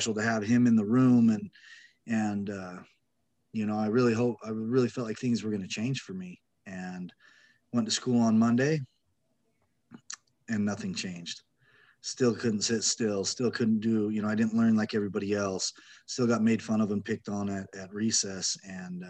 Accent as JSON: {"language": "English", "region": "Utah", "country": "United States", "tie": "born or raised there", "said": "I grew up in Utah, felt pretty normal as a little kid"}